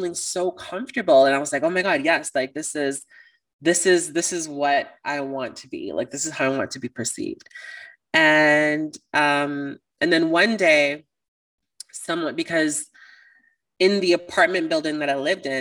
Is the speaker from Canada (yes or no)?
yes; Toronto, Ontario, Canada; I'm from Toronto